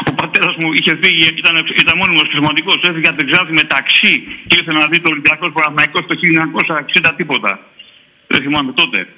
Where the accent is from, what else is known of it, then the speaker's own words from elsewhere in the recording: Piraeus, Attica, Greece; Είμαι από την Τρίπολη. Είμαι από τον Πειρά, καταγούμε, αλλά στην καλή πολυμένο τώρα.